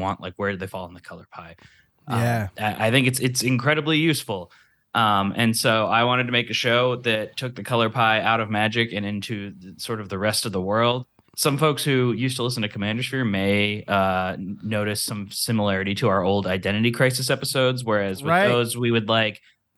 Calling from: Los Angeles, California, United States; Hi, hello. … I'm calling from Los Angeles.

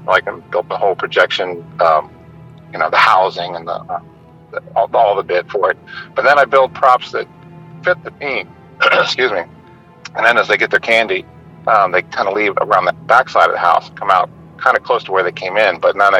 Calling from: Willards, Maryland, United States; I am in Willards, Maryland.

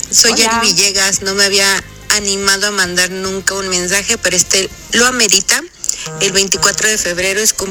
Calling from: Mexico City, Mexico; Hola, Tami, eh, Moni, Chiqui … de la Ciudad de México

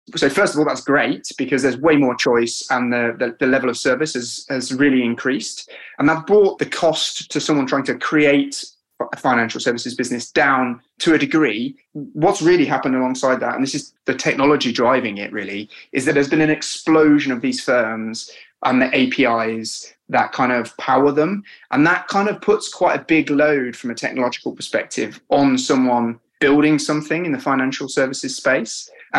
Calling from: London, United Kingdom; I'm here from sunny London, Dan.

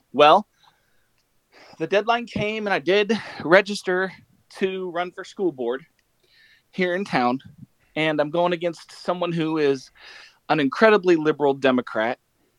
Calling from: Bluffton, Indiana, United States; I'm calling from Bluffton, Indiana.

